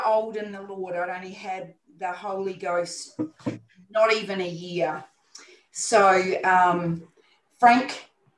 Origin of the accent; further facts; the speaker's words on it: New Zealand; now in Brisbane, Australia; I'm not Australian born, I'm a New Zealander, but I have Australian citizenship.